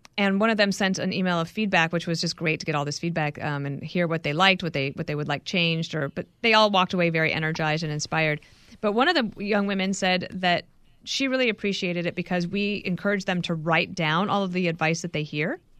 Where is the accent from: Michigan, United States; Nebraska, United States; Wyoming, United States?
Wyoming, United States; also born or lived in Colorado; I grew up in Wyoming and Colorado.